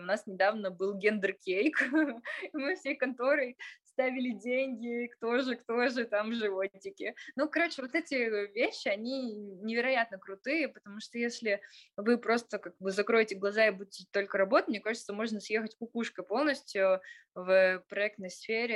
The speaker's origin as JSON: {"language": "Russian", "town": "Tyumen", "region": "Tyumen Oblast", "country": "Russia", "said": "поскольку мы сами представители региона, поскольку мы сами из Тюмени"}